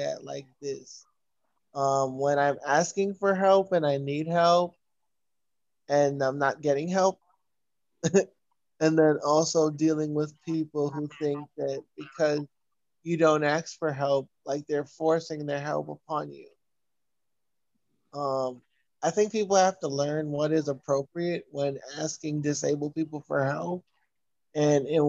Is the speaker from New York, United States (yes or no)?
yes; New York City, New York, United States; I'm from Brooklyn, New York